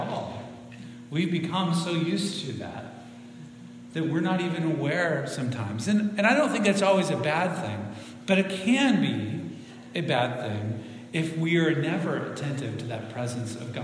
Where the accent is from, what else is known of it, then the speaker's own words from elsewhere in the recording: Central Oregon, United States; moved away as an adult; also born or lived in Spokane, Washington / Marysville, Washington; I grew up in Central Oregon, east side.